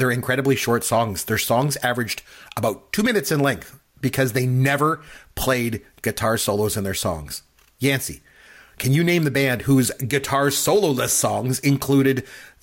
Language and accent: English; Canada; I'm Canadian